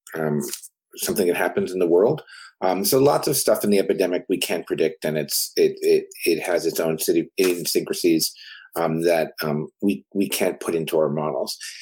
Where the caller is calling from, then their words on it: Connecticut, United States; I'm calling from Connecticut um, in the United States in the Northeast.